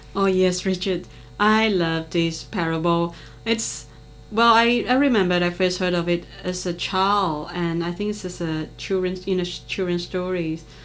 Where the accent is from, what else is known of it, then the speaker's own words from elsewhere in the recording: Malaysia; moved away as an adult; now in Australia; as a Malaysian residing and working in Australia for nearly 20 years now